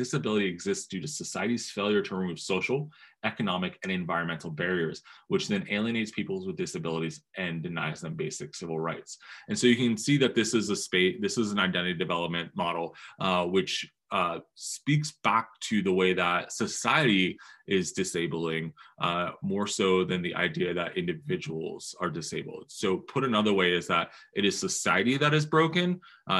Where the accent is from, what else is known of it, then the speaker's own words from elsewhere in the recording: New Jersey, United States; I grew up in New Jersey